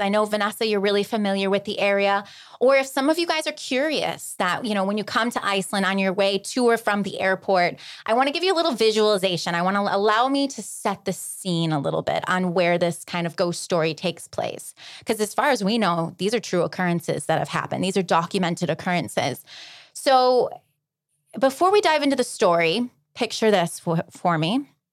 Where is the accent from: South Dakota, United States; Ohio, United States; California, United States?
Ohio, United States; alongside Lake Erie, small-town; I grew up in Podunk, Little Ohio, alongside Lake Erie